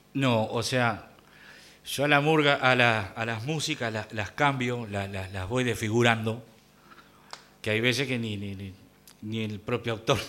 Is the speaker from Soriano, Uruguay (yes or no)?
yes; Mercedes, Soriano, Uruguay; moved away; also born or lived in Montevideo; Allá en mi pueblo, yo iba con mi abuelo, este, tendría cuatro o cinco años